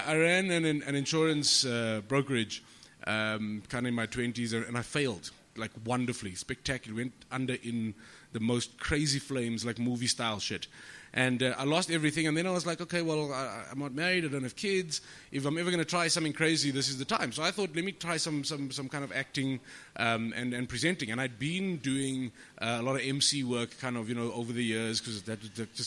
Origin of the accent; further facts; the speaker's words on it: Johannesburg, Gauteng, South Africa; I'm from El Dorado Park